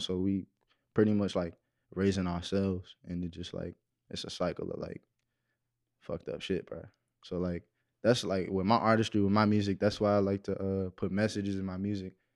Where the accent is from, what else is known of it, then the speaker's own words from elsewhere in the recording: Waldorf, Maryland, United States; I'm from Waldorf, Maryland